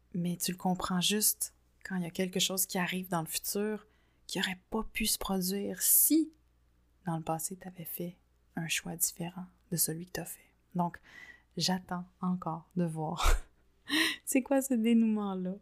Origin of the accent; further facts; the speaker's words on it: Quebec, Canada; also born or lived in France; je suis rentrée au Québec